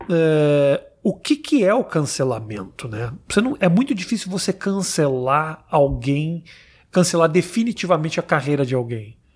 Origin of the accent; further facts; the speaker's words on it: Rio Grande do Sul, Brazil; now in New York, United States; eu que sou gaúcho.